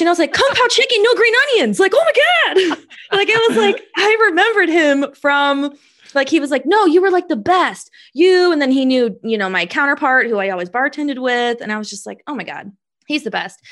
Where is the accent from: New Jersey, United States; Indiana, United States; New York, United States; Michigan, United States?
Indiana, United States; Indianapolis; I'm from Indy